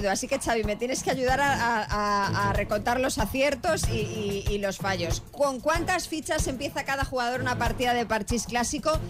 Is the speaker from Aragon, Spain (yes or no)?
no; Padrón, Galicia, Spain; pero si yo os hablo del pueblo de Padrón